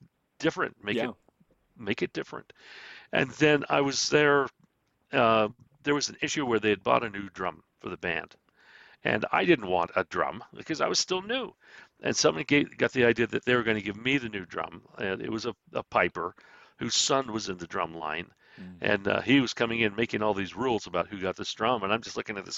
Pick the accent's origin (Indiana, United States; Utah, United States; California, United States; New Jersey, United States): Utah, United States; Salt Lake City; I grew up in Rose Park.